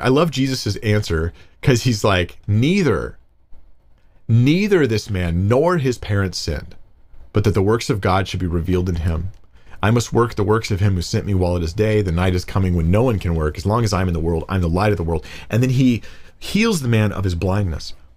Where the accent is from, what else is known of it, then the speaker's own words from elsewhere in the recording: United States; I'm, I'm American. I'm American, really